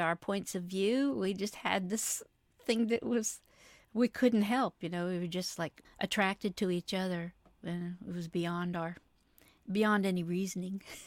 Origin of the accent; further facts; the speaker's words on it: Huntsville, Alabama, United States; also born or lived in Nashville; a studio owner in Alabama, in Huntsville, my hometown